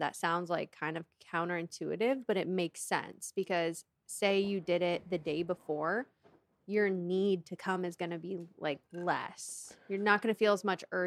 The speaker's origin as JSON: {"language": "English", "town": "Seattle", "region": "Washington", "country": "United States", "said": "I'm from the Seattle area"}